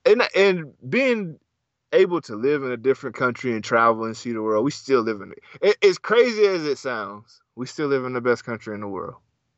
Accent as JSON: {"language": "English", "region": "the South", "country": "United States", "said": "I'm from the South."}